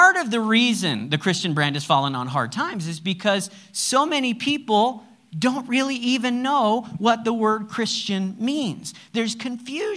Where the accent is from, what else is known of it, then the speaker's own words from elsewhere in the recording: United States; I'm American